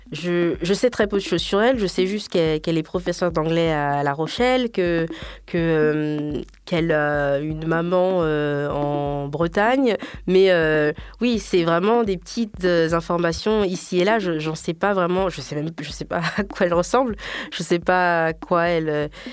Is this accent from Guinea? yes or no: yes; Guinea; moved away as an adult; je suis guinéenne.